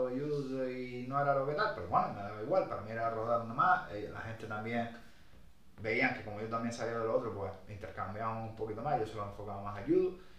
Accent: Brazil; Otro purista a lo mejor, yo soy brasileño, que solo busque la finalización

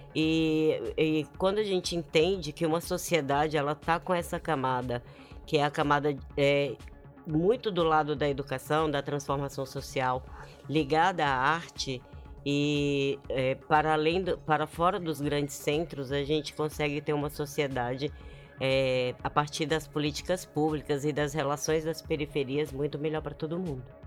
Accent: Brasília, Federal District, Brazil; moved away; eu também venho de Brasília e eu também venho dessa cena.

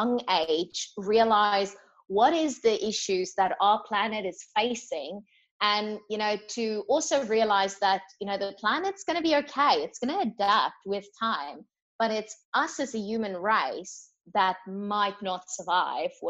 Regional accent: South Africa; now in Australia; I'm from South Africa

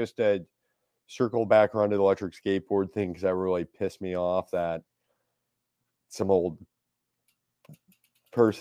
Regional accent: St. Louis, Missouri, United States; I grew up in South City. I didn't grow up out in the county

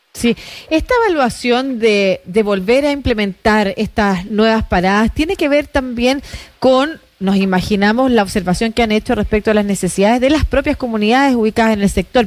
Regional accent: Concepción, Biobío, Chile; crecí, nací en Concepción, estudié en Concepción, pero con familia en Santiago

